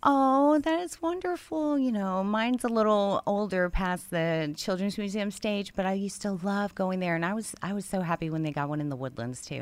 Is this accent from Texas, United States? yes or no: yes; Houston, Texas, United States; moved away as an adult; now in Conroe, United States; I'm from Houston.